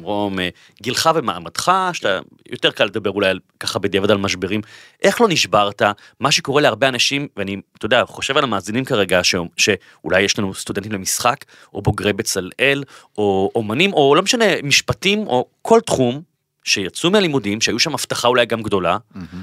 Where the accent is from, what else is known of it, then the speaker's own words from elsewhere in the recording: Bat Yam, Tel Aviv District, Israel; נולדתי בבת ים, הורים גרושים, אימא חד-הורית, בקושי כסף בבית